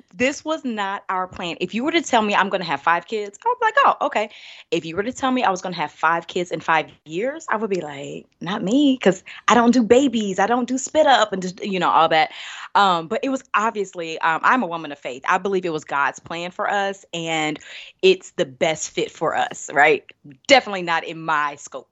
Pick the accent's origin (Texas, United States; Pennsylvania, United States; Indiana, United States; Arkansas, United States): Indiana, United States; Indianapolis; also born or lived in Birmingham, Alabama; I'm originally from Indianapolis, born, raised